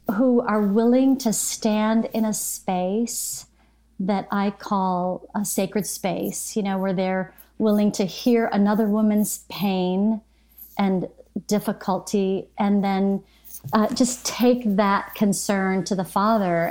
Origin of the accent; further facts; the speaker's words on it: Michigan, United States; also born or lived in Arlington, Texas; now in Bradenton, United States; I was born in Michigan